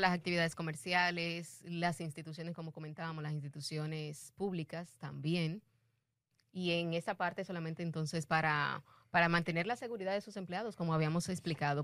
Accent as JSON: {"language": "Spanish", "country": "Dominican Republic", "said": "nosotros como República Dominicana"}